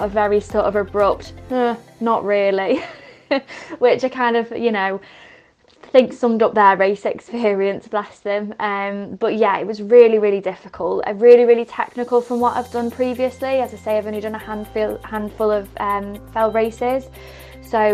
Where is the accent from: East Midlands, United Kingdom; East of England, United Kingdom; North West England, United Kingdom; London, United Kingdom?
North West England, United Kingdom; Cheshire; I come from Cheshire